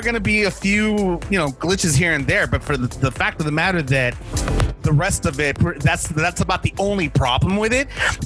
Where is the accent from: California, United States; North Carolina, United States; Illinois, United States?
California, United States; Los Angeles; I'm from Los Angeles